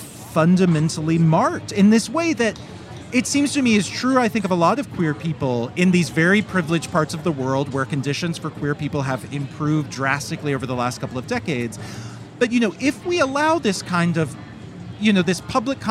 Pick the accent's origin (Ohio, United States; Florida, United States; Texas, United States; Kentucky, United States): Kentucky, United States; moved away; also born or lived in Bulgaria